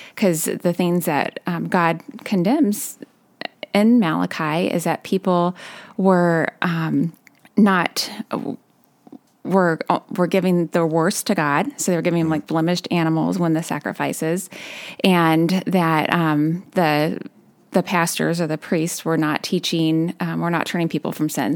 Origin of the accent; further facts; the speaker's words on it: California, United States; moved away as an adult; now in Ludington, United States; I'm originally from California, and that's where I met my husband